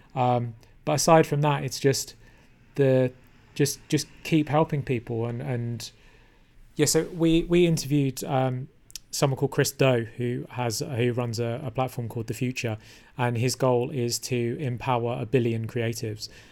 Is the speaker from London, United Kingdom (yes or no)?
yes; London, United Kingdom; I was born in London, which is a great place to be from